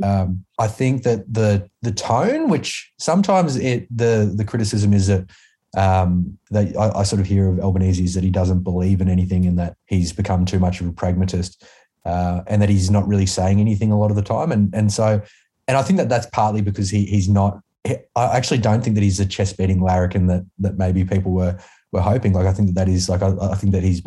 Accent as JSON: {"language": "English", "region": "Queensland", "country": "Australia", "tie": "born or raised there", "said": "I came from Queensland and like growing up with something like State of Origin"}